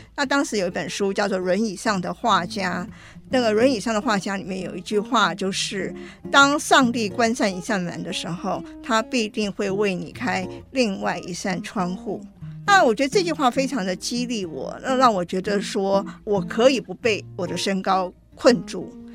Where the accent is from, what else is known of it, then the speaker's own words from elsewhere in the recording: Taiwan; moved away as an adult; also born or lived in United States / United Kingdom; 我虽然是在台湾出生，我也在台湾完成了大学教育